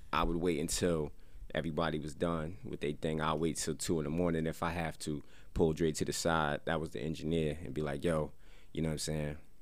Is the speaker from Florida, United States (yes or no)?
no; Paterson, New Jersey, United States; I'm from Silk City. That's Patterson